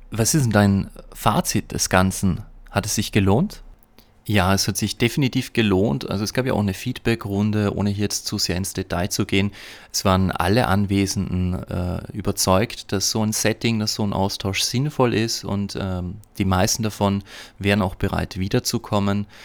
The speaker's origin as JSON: {"language": "German", "region": "Upper Austria", "country": "Austria", "tie": "born or raised there", "said": "bin ich in Oberösterreich auf dem Hof meiner Eltern, das heißt in der Gegend, wo ich aufgewachsen bin und bin darüber tatsächlich sehr, sehr froh."}